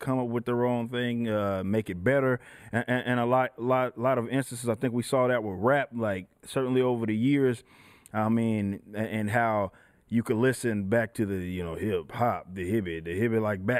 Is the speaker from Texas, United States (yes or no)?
yes; Dallas, Texas, United States; Yeah, so I grew up in Dallas, Texas.